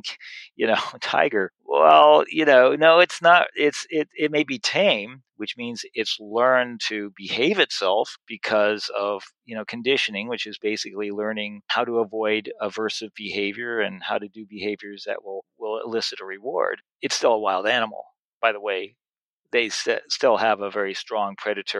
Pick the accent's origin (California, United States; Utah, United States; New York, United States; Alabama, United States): New York, United States; New York City; I grew up in Washington Heights in New York City